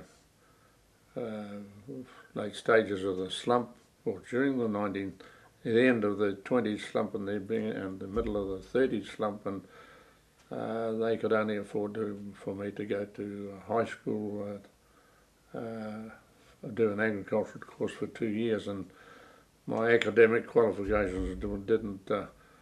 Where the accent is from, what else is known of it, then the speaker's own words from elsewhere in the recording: Gisborne, New Zealand; I was born in Gisborne on 5th of April 1919.